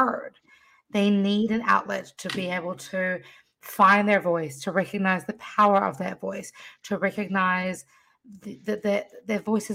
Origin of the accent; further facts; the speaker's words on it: New Zealand; now in United States; I was born in New Zealand